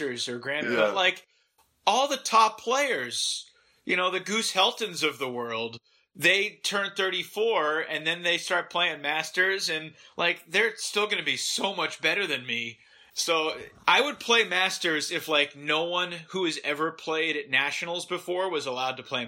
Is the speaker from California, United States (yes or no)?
no; Massachusetts, United States; Growing up in Massachusetts